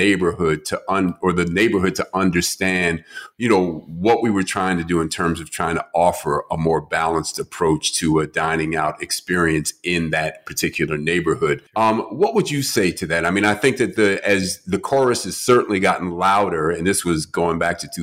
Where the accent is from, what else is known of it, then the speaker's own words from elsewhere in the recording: New York City, New York, United States; moved away; also born or lived in Los Angeles; I'm from New York City